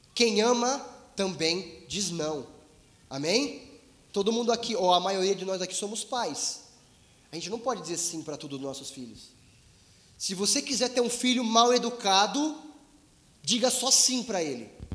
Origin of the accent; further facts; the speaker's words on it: Brazil; somos brasileiros, somos humildes, vivemos em um país em crise